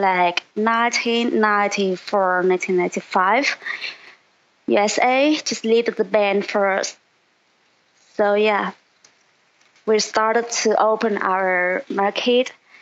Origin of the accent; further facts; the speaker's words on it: Ninh Binh, Vietnam; I was born in 1990, and I was born in Ninh Binh province. It's a really, really small province in the north